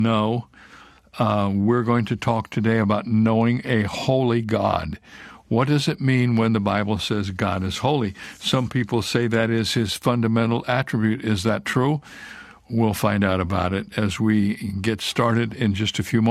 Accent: Toledo, Ohio, United States; I was born in Toledo. Toledo, Ohio

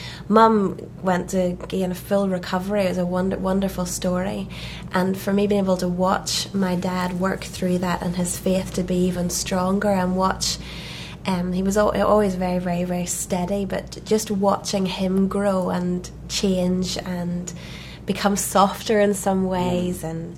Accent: Belfast, Northern Ireland, United Kingdom; We're from Belfast, Northern Ireland.

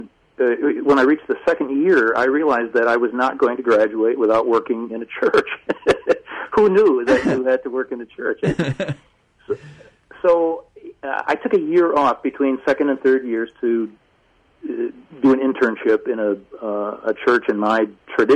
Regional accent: Grand Rapids, Michigan, United States; I worked for a Christian publisher, Erdmann's, which is based in my hometown.

